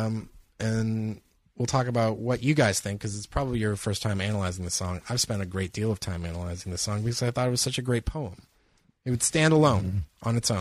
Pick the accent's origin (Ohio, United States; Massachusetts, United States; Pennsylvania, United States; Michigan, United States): Massachusetts, United States; Cape Cod; moved away; my hometown of Cape Cod, Massachusetts